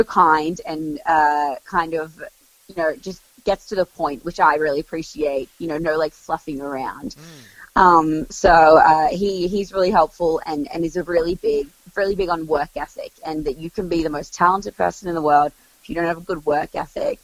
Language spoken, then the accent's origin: English; Melbourne, Victoria, Australia; I'm from Melbourne